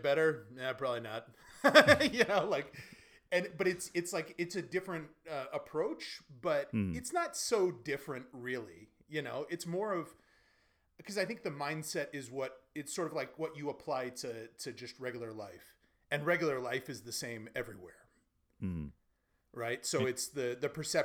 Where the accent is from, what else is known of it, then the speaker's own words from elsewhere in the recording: United States; also born or lived in Beijing, China; now in Sofia, Bulgaria; as an American